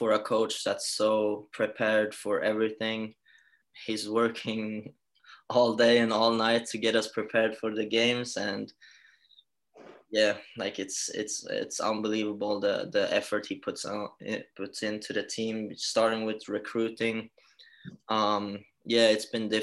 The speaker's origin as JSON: {"language": "English", "town": "Halmstad", "region": "Halland County", "country": "Sweden", "tie": "born or raised there", "moved": "as an adult", "lives_now": "Rockville Centre, United States", "said": "I was born and raised in Halmstad, moved away when I was 19 overseas"}